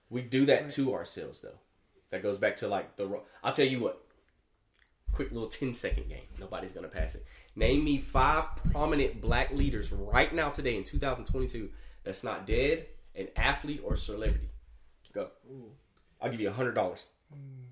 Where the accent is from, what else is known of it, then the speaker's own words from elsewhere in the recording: Alabama, United States; now in Jacksonville, United States; I was born here, but I was I was raised in Alabama